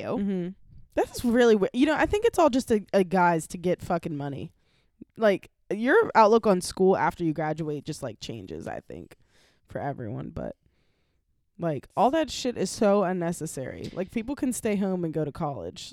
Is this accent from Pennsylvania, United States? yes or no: yes; Pittsburgh, Pennsylvania, United States; accent: Yinzer; I speak like I'm from Pittsburgh.